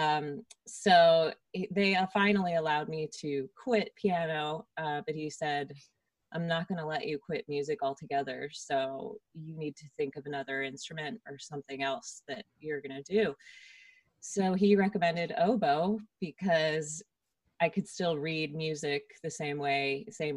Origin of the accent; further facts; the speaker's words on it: Princeton, New Jersey, United States; now in Los Angeles, United States; I grew up in around Princeton, New Jersey